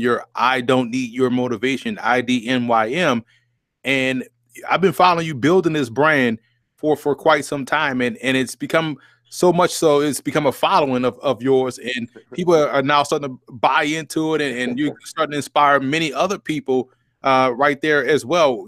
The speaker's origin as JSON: {"language": "English", "town": "New Orleans", "region": "Louisiana", "country": "United States", "tie": "born or raised there", "moved": "yes", "said": "we're both from New Orleans"}